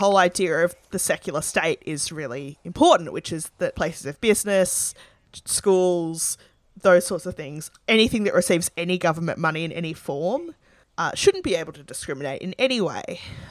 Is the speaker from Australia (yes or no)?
yes; Sydney, New South Wales, Australia; I grew up in the Sydney Anglican Diocese where women can't lead churches